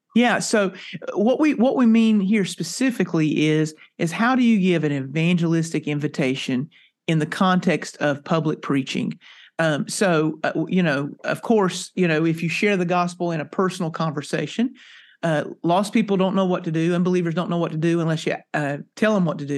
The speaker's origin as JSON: {"language": "English", "region": "North Carolina", "country": "United States", "tie": "born or raised there", "moved": "yes", "lives_now": "Texas, United States", "said": "I, uh, am a native, uh, came from North Carolina. I'm now a Texan."}